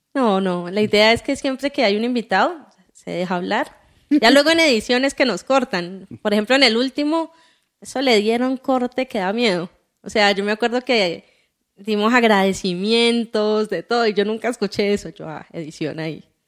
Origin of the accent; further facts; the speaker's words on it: Cali, Valle del Cauca, Colombia; yo soy caleña